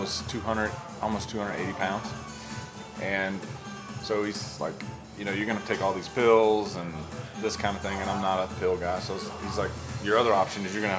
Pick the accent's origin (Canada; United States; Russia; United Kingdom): United States; Virginia; moved away as an adult; also born or lived in Florida; now in Las Vegas, United States; I'm originally from Virginia, and I left Virginia, went to school in Florida